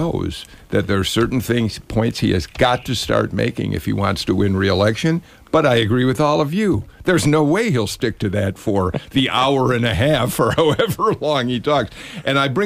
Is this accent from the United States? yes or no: yes; Chicago, Illinois, United States; moved away as an adult; now in Atlanta, United States; I grew up in a town in Chicago. We had four daily newspapers, and we did well into my adult years before I moved down here